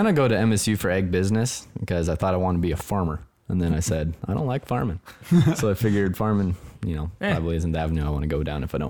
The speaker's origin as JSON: {"language": "English", "town": "Conrad", "region": "Montana", "country": "United States", "moved": "yes", "lives_now": "Bozeman, United States", "said": "I am from Conrad, Montana. A little town"}